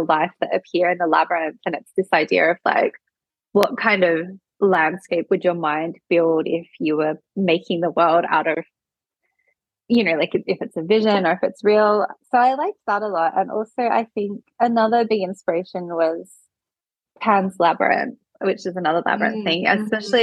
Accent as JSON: {"language": "English", "area": "Adelaide Hills", "region": "South Australia", "country": "Australia", "tie": "born or raised there", "said": "where I grew up in the Adelaide Hills"}